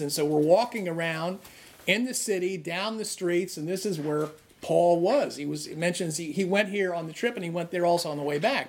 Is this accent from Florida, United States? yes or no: no; New Jersey, United States; I'm from New Jersey, where no one's polite